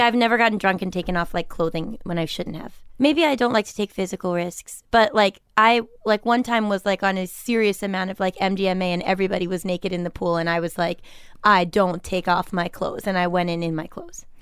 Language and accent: English; Milton, Massachusetts, United States; I'm from Milton, Massachusetts